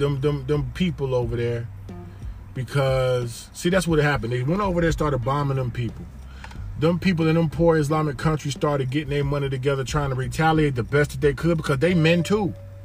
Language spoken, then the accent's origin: English; Miami, Florida, United States; also born or lived in Detroit, United States; So I've seen, like, growing up in Miami in the 80s and then Detroit in the 80s, you see real stuff.